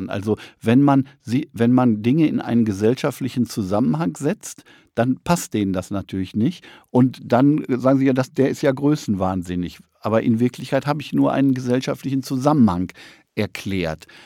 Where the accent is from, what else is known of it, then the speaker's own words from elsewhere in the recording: North Rhine-Westphalia, Germany; moved away; also born or lived in East Frisia; Ich komme aus Nordrhein-Westfalen